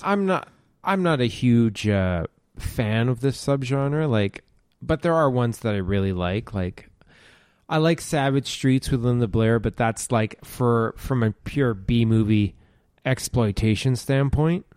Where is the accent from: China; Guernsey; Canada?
Canada; Ontario; I grew up in Ontario, in Canada